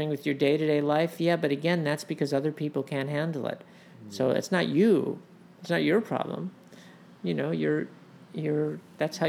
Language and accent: English; United States; also born or lived in Los Angeles, California; I grew up in New York and Los Angeles